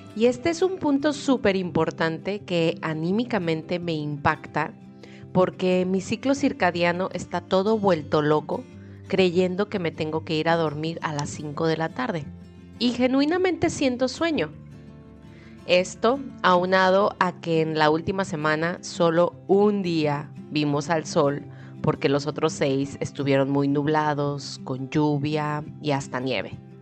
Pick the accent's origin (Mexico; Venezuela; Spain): Mexico; Guadalajara, Jalisco; moved away; en Guadalajara, México, de donde soy originaria